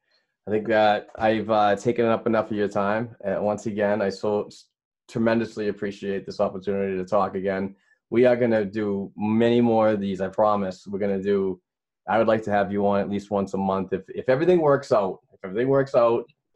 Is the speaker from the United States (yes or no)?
yes; United States; as an American, I don't understand the language